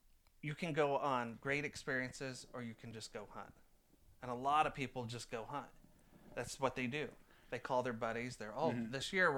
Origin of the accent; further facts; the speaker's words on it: San Francisco Bay Area, California, United States; moved away as an adult; now in Oregon, United States; I grew up in San Francisco Bay Area.